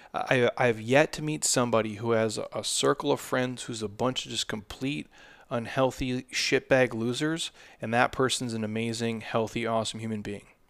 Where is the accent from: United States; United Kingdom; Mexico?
United States; Midwest; now in Arizona, United States; I come from the Midwest